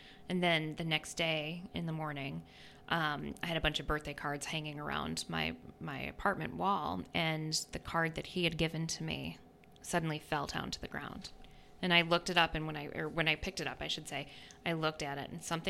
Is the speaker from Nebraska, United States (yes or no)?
no; New York, United States; moved away as an adult; also born or lived in North Carolina; I'm originally from New York State